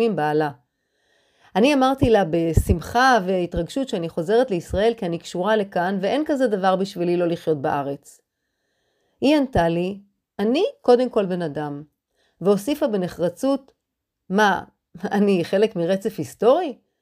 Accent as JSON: {"language": "Hebrew", "town": "Haifa", "region": "Haifa District", "country": "Israel", "said": "כששואלים אותי \"מאיפה אני?\", אני עונה בפשטות, \"מחיפה.\" בחצוניות, אני מחיפה"}